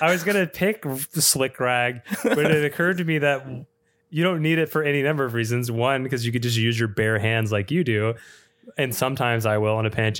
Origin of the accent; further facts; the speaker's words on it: Austin, Texas, United States; my hometown of Austin